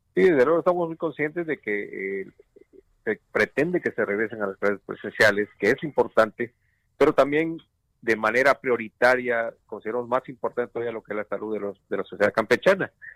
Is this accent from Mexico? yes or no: yes; Mexico; como mexicanos